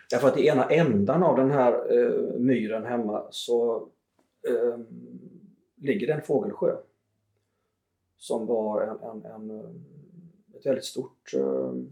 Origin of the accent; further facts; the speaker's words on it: Småland, Sweden; myren hemma i Småland